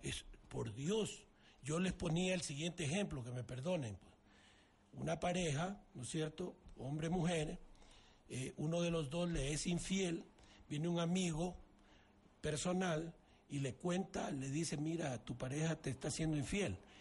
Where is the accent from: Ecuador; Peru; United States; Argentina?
Ecuador; Todos somos ecuatorianos